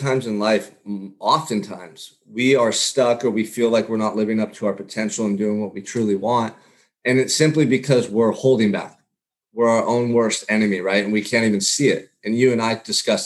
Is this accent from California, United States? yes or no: yes; Santa Barbara, California, United States; growing up in Santa Barbara, California.